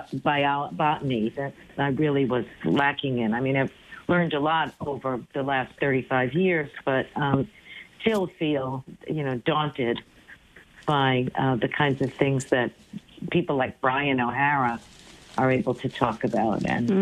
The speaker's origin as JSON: {"language": "English", "town": "New York City", "region": "New York", "country": "United States", "tie": "born or raised there", "moved": "yes", "said": "I grew up in New York City"}